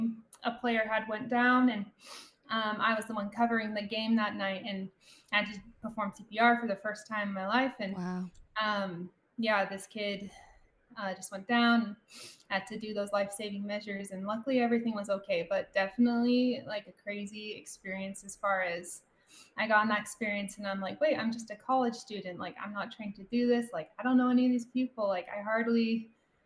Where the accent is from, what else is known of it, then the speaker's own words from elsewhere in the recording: Draper, Utah, United States; moved away as an adult; now in Lubbock, United States; I grew up in Draper, like Natalie said. And yeah, we grew up in the same state, me and Natalie